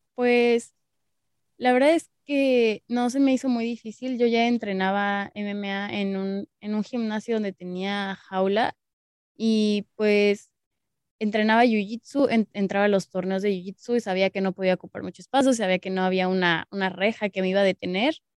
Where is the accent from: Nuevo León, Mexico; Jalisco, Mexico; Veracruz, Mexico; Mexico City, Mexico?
Mexico City, Mexico; soy de la Ciudad de México.